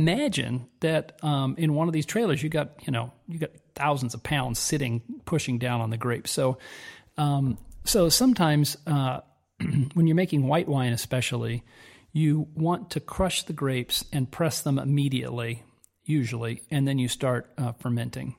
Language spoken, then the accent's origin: English; Southern California, United States; moved away as an adult; now in Italy; We grew up in Southern California